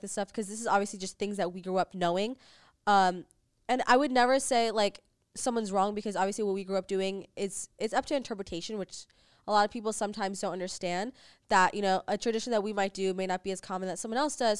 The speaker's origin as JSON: {"language": "English", "country": "United States", "tie": "born or raised there", "lives_now": "Los Angeles, United States", "said": "we grew up in America"}